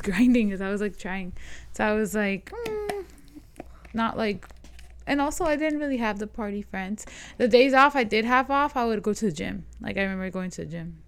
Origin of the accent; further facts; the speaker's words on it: Las Vegas, Nevada, United States; I remember growing up on the East Side